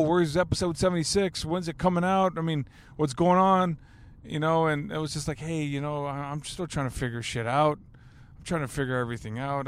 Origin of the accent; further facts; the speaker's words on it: Alice, Texas, United States; my hometown